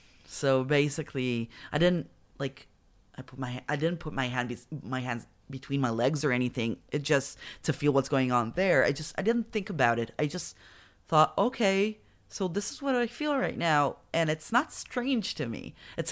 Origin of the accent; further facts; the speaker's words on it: Petah Tikva, Central District, Israel; I'm from Petah Tikva, so they're everywhere.